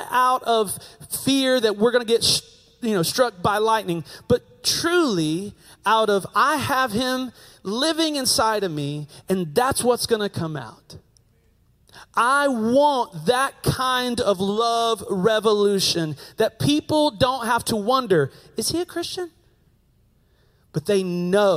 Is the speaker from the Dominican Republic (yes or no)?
no; Table Rock, United States; I'm an American from Table Rock, so I don't speak Italiano